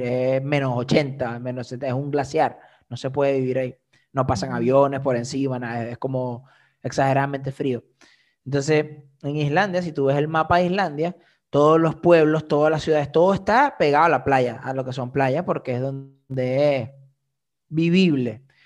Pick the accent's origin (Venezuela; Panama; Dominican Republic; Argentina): Venezuela; now in Iceland; yo soy de Venezuela